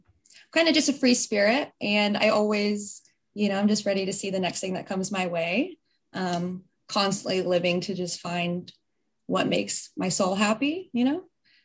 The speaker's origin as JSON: {"language": "English", "region": "Southeast Indiana", "country": "United States", "tie": "born or raised there", "said": "I'm from Southeast Indiana, small little rural town. You know, I grew up on a farm. Still currently reside"}